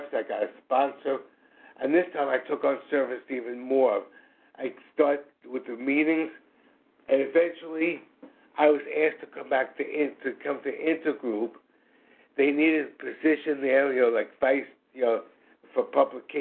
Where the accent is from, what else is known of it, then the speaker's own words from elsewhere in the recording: New York City, New York, United States; I am from New York City, obviously East Coast